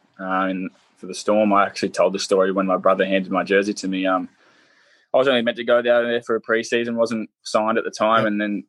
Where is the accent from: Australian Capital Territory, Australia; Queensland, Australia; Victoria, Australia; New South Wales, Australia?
New South Wales, Australia; Central Coast; running out on Central Coast Stadium where I played a fair bit of my juniors as well.